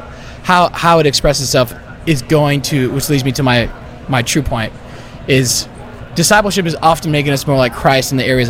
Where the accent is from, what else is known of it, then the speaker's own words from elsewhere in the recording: Miami, Florida, United States; moved away as an adult; I'm from Miami, so like coming back into it after being gone and, you know, being somewhere else for 7 years